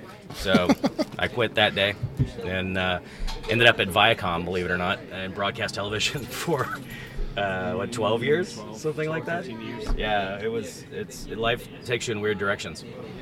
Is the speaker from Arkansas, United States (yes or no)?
yes; Northwest Arkansas, United States; moved away as an adult; now in New Jersey, United States; I grew up in Arkansas.